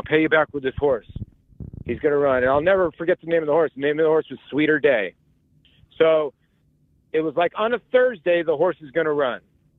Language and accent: English; Arizona, United States; also born or lived in New York; I grew up in Arizona. I was born in New York. I moved out to Arizona when I was young.